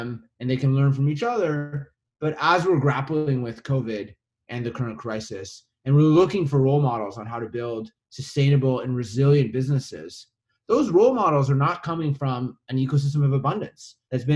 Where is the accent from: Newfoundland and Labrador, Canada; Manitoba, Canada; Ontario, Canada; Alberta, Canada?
Manitoba, Canada; Winnipeg; I grew up in Winnipeg in the middle of Canada.